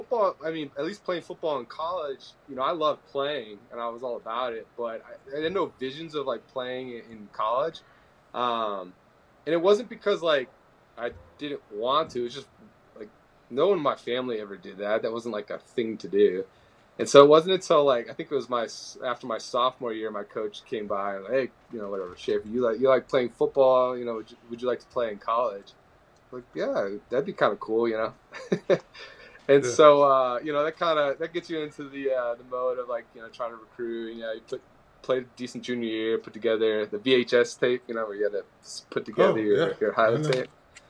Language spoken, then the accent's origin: English; Fairfax, Virginia, United States; also born or lived in moved around; And then I did most of my growing up in Northern Virginia in the Fairfax area. And then went to high school at Robinson High School, Robinson Secondary School.